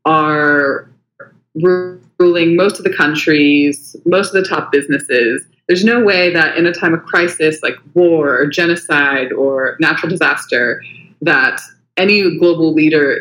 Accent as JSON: {"language": "English", "town": "Huntington Beach", "region": "California", "country": "United States", "accent": "American", "moved": "as an adult", "lives_now": "Sydney, Australia", "said": "I'm originally from California, Huntington Beach. But I came out here in 2015 to do a master's at the University of Sydney"}